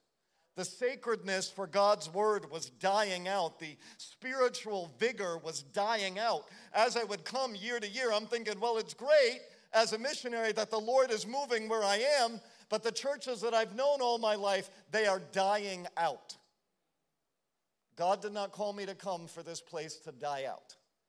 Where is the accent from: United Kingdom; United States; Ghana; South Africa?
United States; New England; also born or lived in Holland; Oftentimes, growing up in New England, I heard people say the stupidest things.